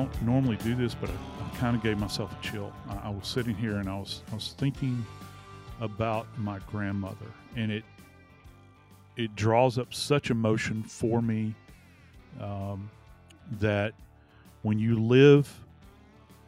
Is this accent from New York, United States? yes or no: no; New Orleans, Louisiana, United States; moved away; my hometown of New Orleans, Louisiana